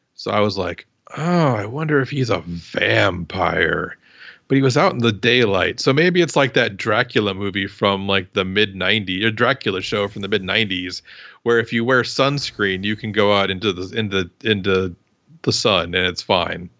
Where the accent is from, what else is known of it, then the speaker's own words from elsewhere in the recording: Midwest, United States; I grew up in the Midwest